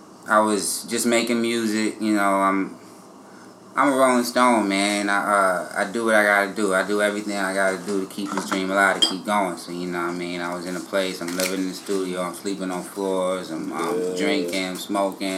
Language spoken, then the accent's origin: English; Cincinnati, Ohio, United States; I'm from Cincinnati, man. Cincinnati, Ohio.